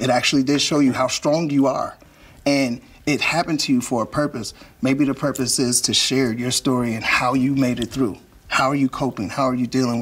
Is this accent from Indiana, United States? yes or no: yes; Gary, Indiana, United States; I'm from Gary, Indiana